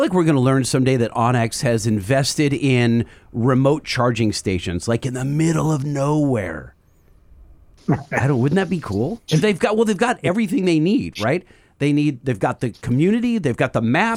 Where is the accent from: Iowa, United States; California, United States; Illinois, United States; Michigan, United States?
California, United States; Orange; by where I grew up.